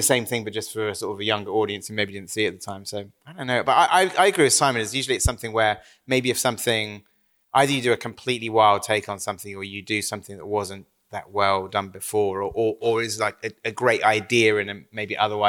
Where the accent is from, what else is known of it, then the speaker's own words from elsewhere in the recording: Wales, United Kingdom; I had weird things though, because I was from Wales.